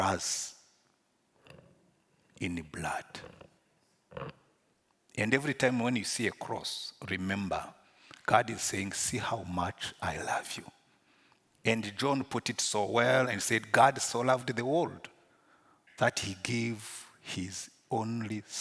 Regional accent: Rwanda; accent: Rwandan; English is a second language; Because I was born in Rwanda, I grew up in Rwanda

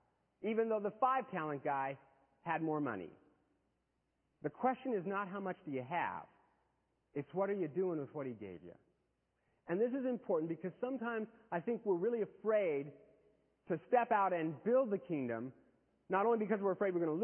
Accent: United States; I was born in America to good parents

